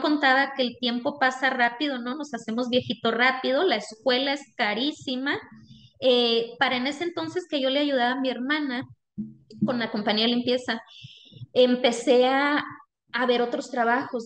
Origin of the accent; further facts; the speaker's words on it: Chihuahua, Mexico; now in United States; yo soy de, de Ballesta, Chihuahua, es un pequeño municipio en la Sierra Tarumara del estado de Chihuahua, México, y es de donde nosotros somos